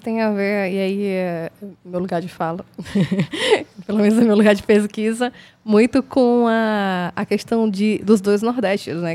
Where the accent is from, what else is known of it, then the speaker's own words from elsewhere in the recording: Sertão of Paraíba, Brazil; nós duas que somos pessoas do sertão